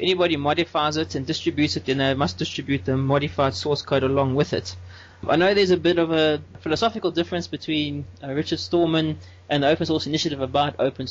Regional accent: South Africa; I'm from South Africa where I work for an open source solutions company

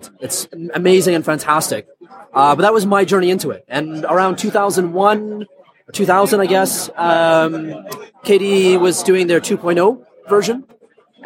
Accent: Canada; In the mid-90s, I moved back to my home country of Canada.

